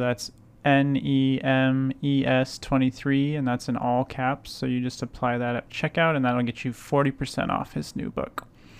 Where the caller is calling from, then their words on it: Portland, Oregon, United States; I'm calling from Portland, Oregon.